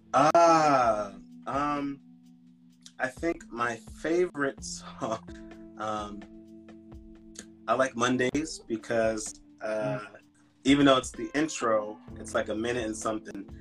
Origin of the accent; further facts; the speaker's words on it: Philadelphia, Pennsylvania, United States; I'm from Philadelphia, uh, Pennsylvania